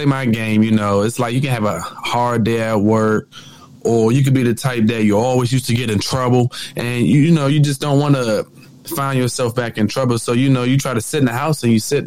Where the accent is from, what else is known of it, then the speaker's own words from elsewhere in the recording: Maryland, United States; I'm born and raised in Maryland. They call it the DMV